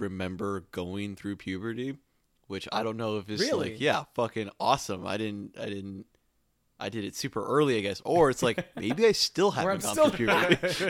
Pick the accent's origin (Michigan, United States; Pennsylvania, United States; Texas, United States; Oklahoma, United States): Michigan, United States; moved away; When I was a kid and I lived in Michigan